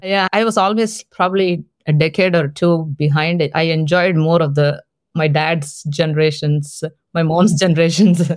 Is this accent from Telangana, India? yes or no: yes; Hyderabad, Telangana, India; first language Telugu; English is a second language; moved away; I was born in South India, in the city of Hyderabad